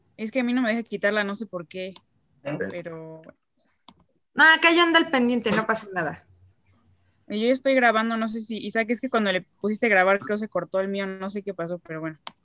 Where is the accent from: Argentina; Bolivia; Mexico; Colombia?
Mexico; Cuernavaca, Morelos; soy de México, de aquí de Cuernavaca